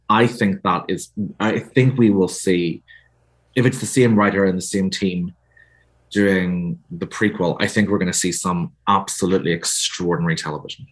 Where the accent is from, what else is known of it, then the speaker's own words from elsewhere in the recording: Northern Ireland, United Kingdom; you can tell from my accent. I'm from Northern Ireland